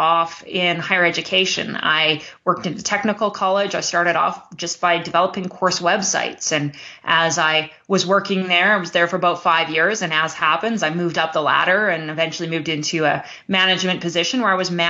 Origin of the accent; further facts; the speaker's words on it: Canada; also born or lived in Alberta, Canada; I'm Canadian. I live in Alberta, Canada